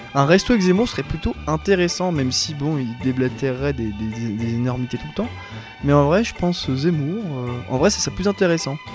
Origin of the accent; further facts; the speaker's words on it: France; on est français